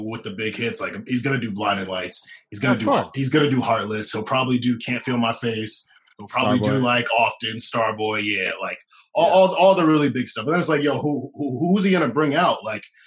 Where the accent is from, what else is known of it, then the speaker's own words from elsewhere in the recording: Englewood, New Jersey, United States; I'm from Englewood, New Jersey